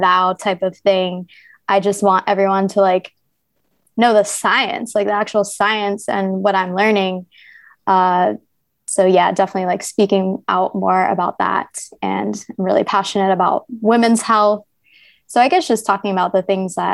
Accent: New Jersey, United States; now in Ho Chi Minh City, Vietnam; I'm actually from New Jersey, so where Princeton is

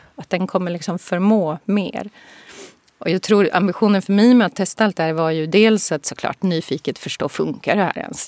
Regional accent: Boden, Norrbotten County, Sweden; moved away as an adult; also born or lived in Tokyo / San Francisco / Singapore; Jag är ju född i Norrbotten, i Boden

